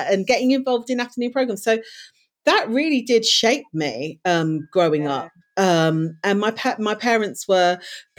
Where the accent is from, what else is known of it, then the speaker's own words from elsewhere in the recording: Leicester, East Midlands, United Kingdom; I was born in Leicester, raised in Leicester in the East Midlands.